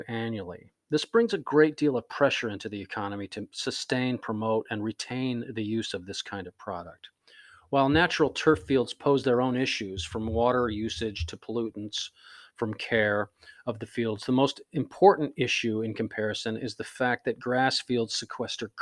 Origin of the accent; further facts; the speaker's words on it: Florida, United States; now in Puget Sound region, United States; growing up in Florida